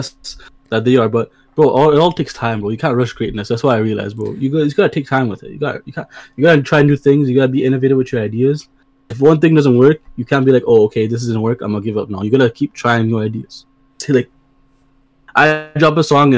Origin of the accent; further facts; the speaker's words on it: Brampton, Ontario, Canada; I come from Brampton